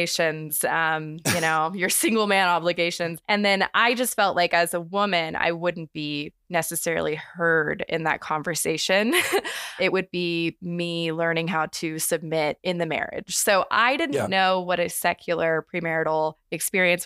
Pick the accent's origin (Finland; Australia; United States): United States; Texas; we grew up in Texas.